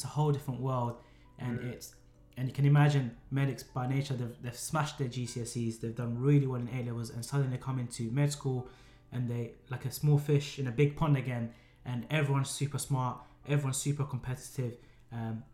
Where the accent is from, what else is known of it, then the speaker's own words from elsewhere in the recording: London, United Kingdom; we're both born and brought up in London.